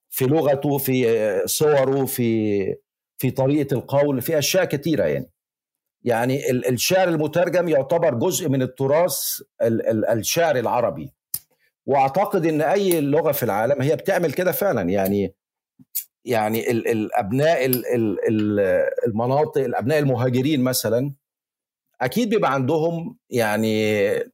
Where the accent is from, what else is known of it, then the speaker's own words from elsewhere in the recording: Egypt; accent: Egyptian; moved away as an adult; also born or lived in Valencia, Spain; now in Spain; أنا بتكلم مصري